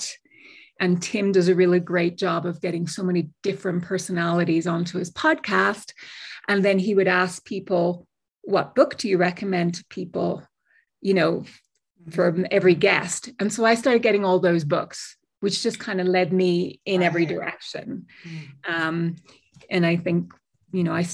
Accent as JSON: {"language": "English", "town": "Dublin", "region": "Leinster", "country": "Ireland", "also_born_or_lived": "United Kingdom / Miami, Florida", "moved": "as an adult", "lives_now": "New Mexico, United States", "said": "I was originally from Dublin, spent 17 years in the UK."}